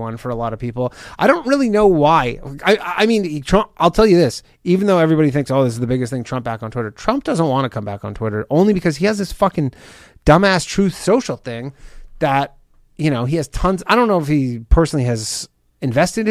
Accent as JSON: {"language": "English", "country": "Canada", "said": "I'm Canadian"}